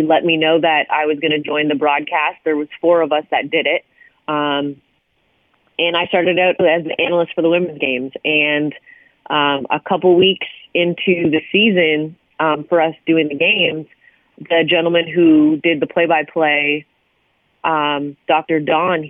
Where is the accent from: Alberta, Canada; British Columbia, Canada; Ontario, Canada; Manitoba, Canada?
Ontario, Canada; Hamilton; my hometown, which is McMaster University